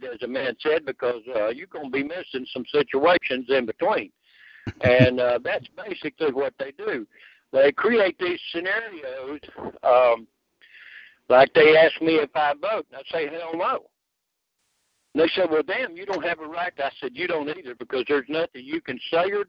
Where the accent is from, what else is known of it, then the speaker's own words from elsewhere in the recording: United States; I'm an American